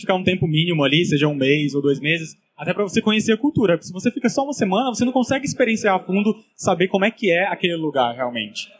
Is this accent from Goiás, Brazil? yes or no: yes; Goiânia, Goiás, Brazil; moved away as an adult; eu sou de Goiânia